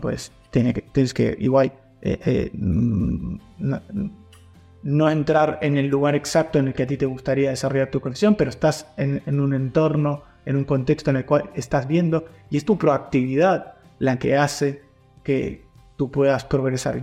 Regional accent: Argentina; now in Alicante, Spain; como argentino

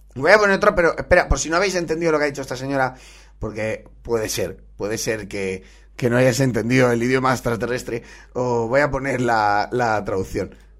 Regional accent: Valencia, Valencian Community, Spain; de aquí, de mi tierra, de Valencia

